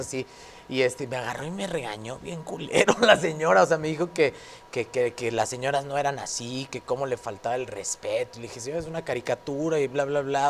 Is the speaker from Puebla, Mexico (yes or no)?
no; Torreón, Coahuila, Mexico; así somos la gente de Torreón